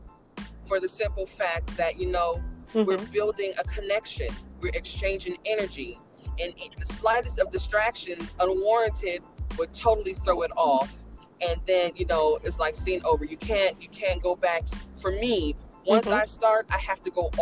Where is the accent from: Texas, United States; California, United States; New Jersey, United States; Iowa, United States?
California, United States; Inglewood; I'm from Cali, I'm from Inglewood